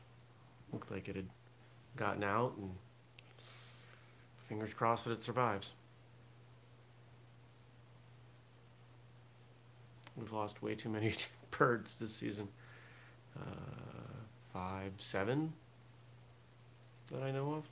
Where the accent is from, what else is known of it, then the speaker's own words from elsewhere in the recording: Maine, United States; I grew up in Maine